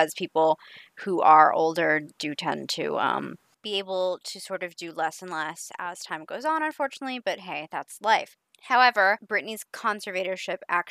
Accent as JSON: {"language": "English", "country": "Canada", "said": "because I'm Canadian"}